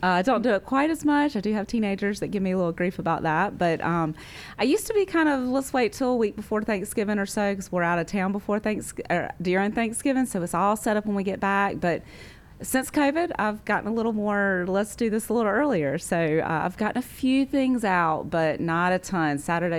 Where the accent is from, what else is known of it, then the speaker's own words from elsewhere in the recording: Rock Hill, South Carolina, United States; Yeah, so I grew up in Rock Hill. I was born and raised here. I've gone to Oakland Baptist Church my whole life, and my family has been here since 1978, I believe.